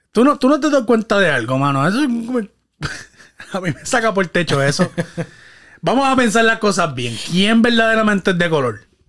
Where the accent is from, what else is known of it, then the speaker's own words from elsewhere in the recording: Guayama, Puerto Rico; mi pueblo natal, Guayama, Puerto Rico.